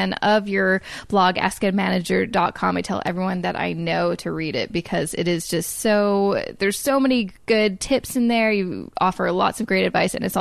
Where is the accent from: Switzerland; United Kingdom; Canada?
Canada; Vancouver, British Columbia; moved away as an adult; now in Toronto, Canada; I'm originally from Vancouver